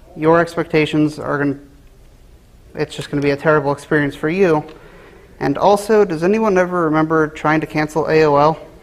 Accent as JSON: {"language": "English", "town": "Cincinnati", "region": "Ohio", "country": "United States", "tie": "born or raised there", "said": "I was born and raised in Cincinnati, Ohio"}